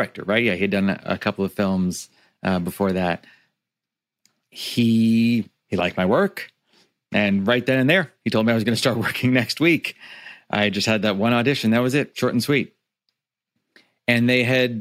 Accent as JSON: {"language": "English", "town": "Niagara Falls", "region": "Ontario", "country": "Canada", "tie": "born or raised there", "said": "he found one in Niagara Falls on the Canadian side. And he started an Italian restaurant. And I lived inside an Italian restaurant"}